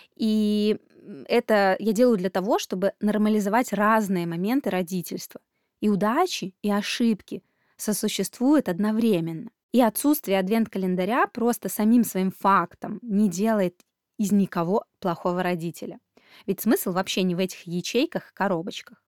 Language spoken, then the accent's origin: Russian; Belarus; moved away; Сама я родом из Беларуси